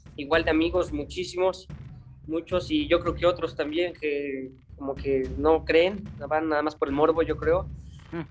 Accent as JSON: {"language": "Spanish", "town": "Mancuernas", "region": "Puebla", "country": "Mexico", "tie": "born or raised there", "said": "mi pueblito está al noreste del estado de Puebla. Se llama Mancuernas, es un pueblo muy chiquito"}